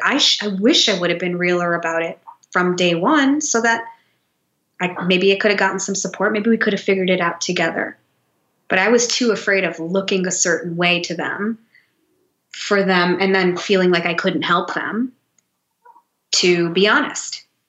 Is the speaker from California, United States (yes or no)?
no; Detroit, Michigan, United States; moved away as an adult; also born or lived in New York City; I grew up in Detroit